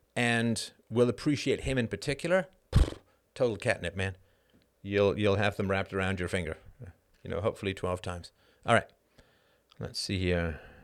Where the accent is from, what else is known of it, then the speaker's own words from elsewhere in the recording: Ireland; I'm Irish